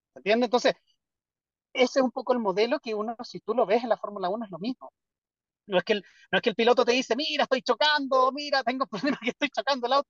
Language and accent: Spanish; Chile; also born or lived in Europe; yo me fui prácticamente recién titulado de Chile. Y trabajé en Europa cinco años, seis, no, como más años, como siete años. Y me devolví a Chile a trabajar